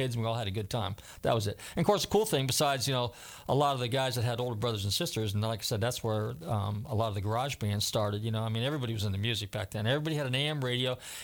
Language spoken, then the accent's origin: English; Bay Area, Northern California, United States; now in Florida, United States; I grew up in Northern California